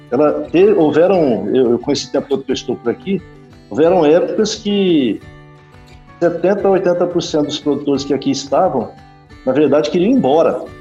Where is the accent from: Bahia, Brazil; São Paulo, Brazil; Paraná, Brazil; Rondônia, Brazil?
Paraná, Brazil; north of; moved away as an adult; also born or lived in Gurupi; now in Balsas, Brazil; eu sou do norte do Paraná